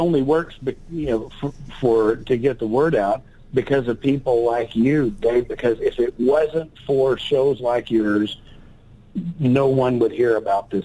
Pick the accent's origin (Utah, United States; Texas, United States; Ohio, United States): Texas, United States; I grew up in Texas